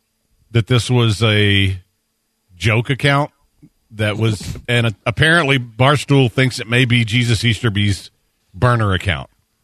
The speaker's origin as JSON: {"language": "English", "town": "Savannah", "region": "Georgia", "country": "United States", "said": "I'm from Savannah, Georgia."}